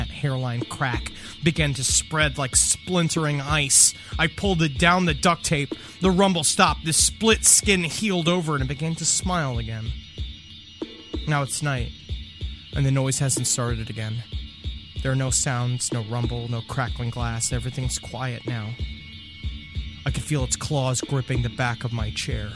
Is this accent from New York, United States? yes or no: yes; New York, United States; I was at my mom's, where I grew up in New York